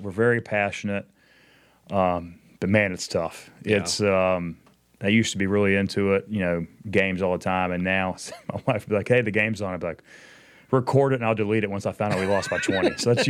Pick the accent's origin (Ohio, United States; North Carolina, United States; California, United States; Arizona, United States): North Carolina, United States; Charlotte; also born or lived in Memphis, Tennessee; Born in Memphis, Tennessee. Mm-hmm. Grew up there till about fourth grade, then moved to Charlotte and pretty much grew up here.